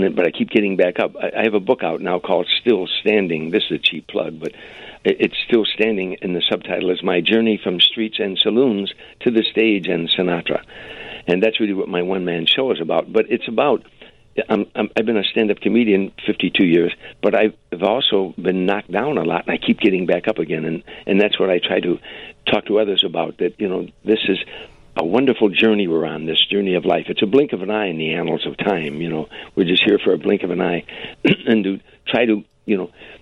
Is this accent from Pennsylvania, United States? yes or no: no; Harvey, Illinois, United States; moved away; also born or lived in Glen Ellyn; I went on stage for the first time in my hometown